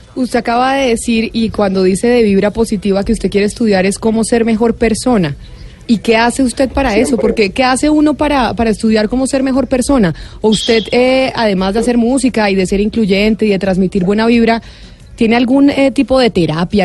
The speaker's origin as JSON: {"language": "Spanish", "country": "Colombia"}